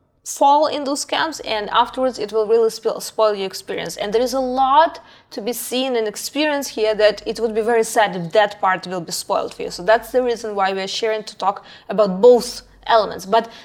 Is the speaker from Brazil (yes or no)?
yes; Brazil; English is a second language; because I speak several languages, and we spoke in English, but we said, oh, from Brazil, so it was one price.